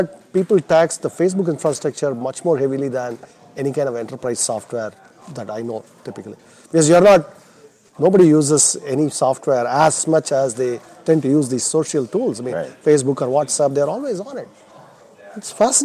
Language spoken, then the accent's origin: English; India; moved away as an adult; now in United States; I was born and I grew up in India, and I came to the U.S. when I was 21 to go to graduate school